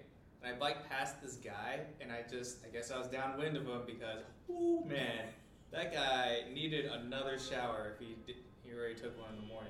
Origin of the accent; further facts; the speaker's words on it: United States; also born or lived in New York / Sacramento, California; But I grew up in New York and Sacramento, so like 100-degree weather is like, oh, it's just another day in in June or whatever.